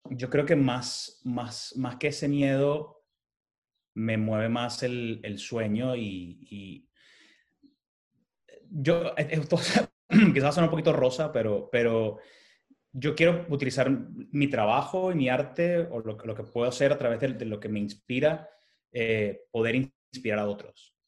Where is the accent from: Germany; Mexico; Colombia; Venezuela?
Venezuela; moved away; como emigrante venezolano que vive en esta ciudad